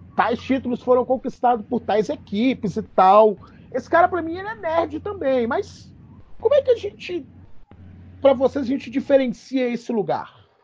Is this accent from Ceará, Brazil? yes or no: no; Belo Horizonte, Minas Gerais, Brazil; eu sou também daqui de Belo Horizonte